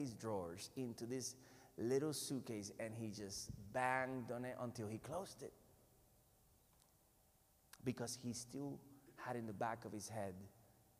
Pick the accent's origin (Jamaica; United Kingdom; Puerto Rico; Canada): Puerto Rico; I'm from Puerto Rico. I'm from the island in the Caribbean